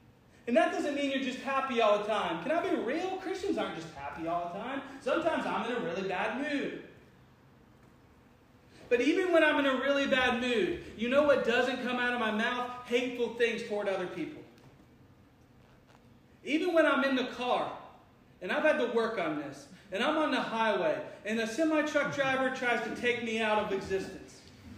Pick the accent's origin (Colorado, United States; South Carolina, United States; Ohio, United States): Ohio, United States; Cincinnati; I'm from Cincinnati.